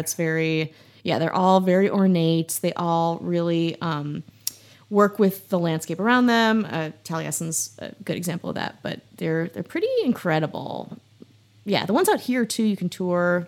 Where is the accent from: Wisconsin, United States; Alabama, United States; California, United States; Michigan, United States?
Wisconsin, United States; Milwaukee; moved away; I'm from Milwaukee, which is about two hours away